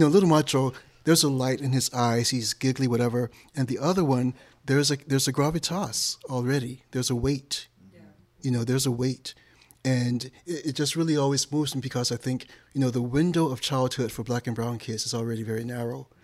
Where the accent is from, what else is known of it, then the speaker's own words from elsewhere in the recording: Detroit, Michigan, United States; moved away; I'm originally from Detroit.